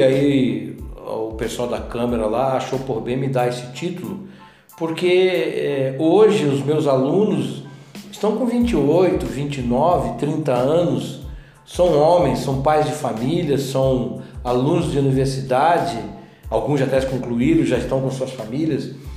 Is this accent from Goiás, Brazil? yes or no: no; Paranaguá, Paraná, Brazil; moved away as an adult; now in Itajubá, Brazil; lá em Paranaguá, na minha cidade natal